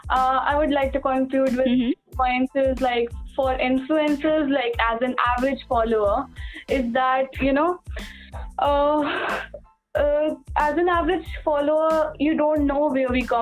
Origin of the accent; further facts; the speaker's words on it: India; we are Indian, we have brown skin